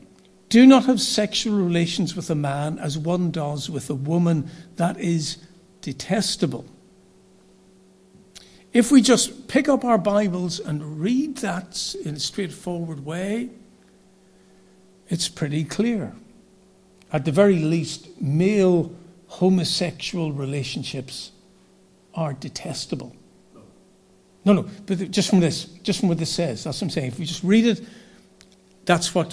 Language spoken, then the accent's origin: English; Northern Ireland, United Kingdom; I was from Northern Ireland.